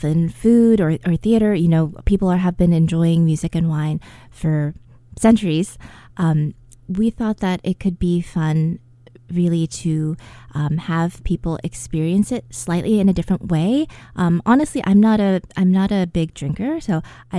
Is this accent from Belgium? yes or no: no; United States; I'm an American